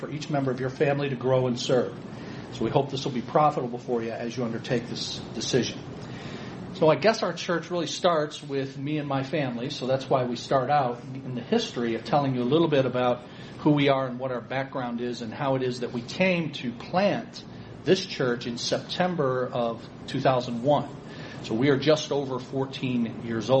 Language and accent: English; Ecorse, Michigan, United States; I grew up downriver here in Ecorse. So I tell people I grew up in Ecorse and I live to tell about it.